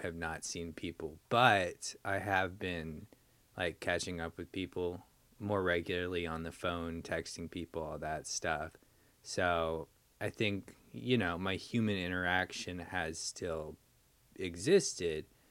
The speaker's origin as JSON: {"language": "English", "country": "United States", "said": "being American"}